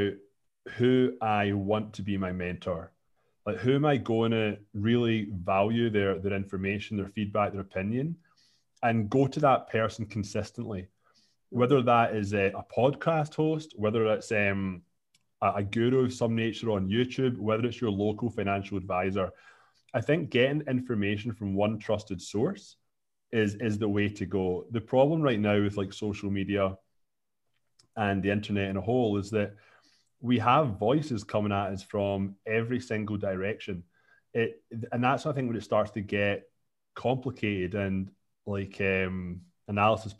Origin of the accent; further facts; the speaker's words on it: Scotland, United Kingdom; now in Canada; I'm from Scotland. I'm 36 now, live in Canada.